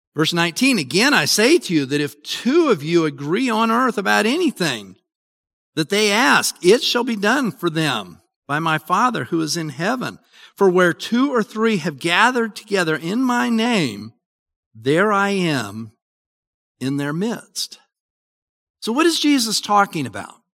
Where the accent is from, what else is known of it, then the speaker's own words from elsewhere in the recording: Utah, United States; I grew up in Utah